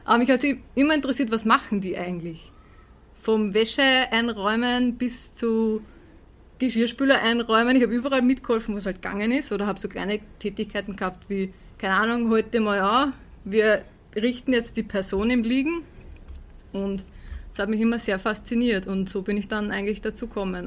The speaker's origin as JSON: {"language": "German", "town": "Herzogenburg", "region": "Lower Austria", "country": "Austria", "said": "bei uns in Herzogenburg"}